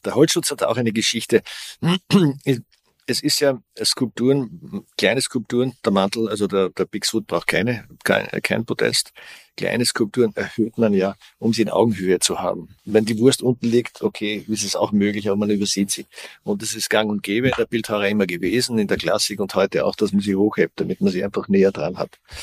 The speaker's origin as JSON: {"language": "German", "country": "Austria", "said": "Ich komme aus Österreich, sehr katholisches Land"}